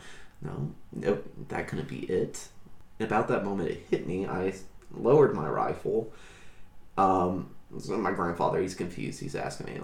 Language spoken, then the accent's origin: English; the South, United States; growing up in the South